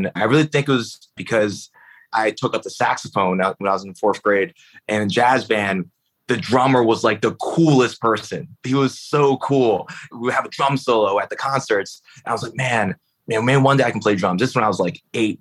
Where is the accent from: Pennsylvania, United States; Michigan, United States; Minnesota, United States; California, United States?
Pennsylvania, United States; Philadelphia; I grew up in Philly, in North Philly, and my parents were immigrants from China